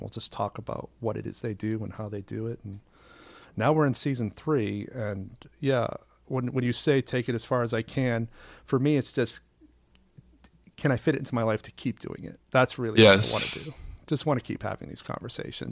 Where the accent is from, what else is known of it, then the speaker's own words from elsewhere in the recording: Portland, Maine, United States; now in New York City, United States; I'm from Portland, Maine, originally